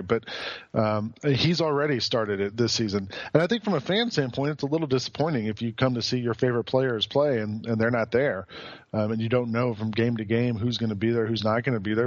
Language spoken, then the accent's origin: English; Atlanta, Georgia, United States; growing up in Atlanta um, during the '90s